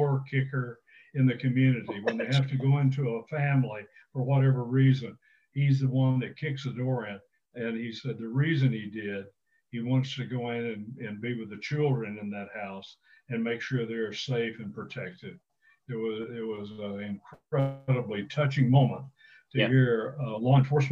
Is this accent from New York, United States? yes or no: no; Texas, United States; I grew up in Texas